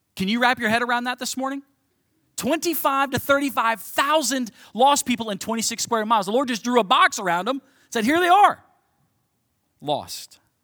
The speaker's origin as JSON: {"language": "English", "town": "Cincinnati", "region": "Ohio", "country": "United States", "tie": "born or raised there", "also_born_or_lived": "St. Louis", "moved": "as an adult", "lives_now": "Belleville, United States", "said": "born and raised in Cincinnati, Ohio"}